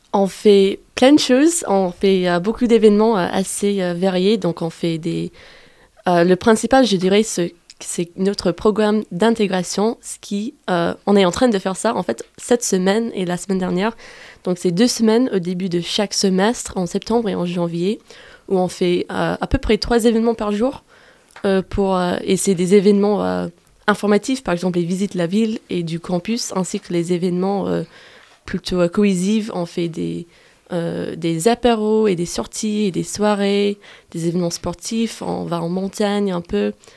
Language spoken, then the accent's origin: French; United States; French is a second language; now in Grenoble, France; Je suis américaine des États-Unis et j'ai fait ma licence ici